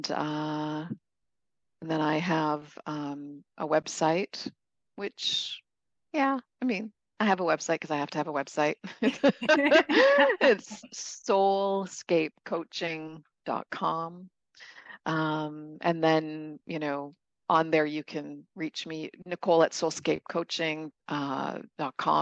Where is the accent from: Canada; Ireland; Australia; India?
Canada; moved away; also born or lived in California / Baja California, Mexico; I'm from Canada originally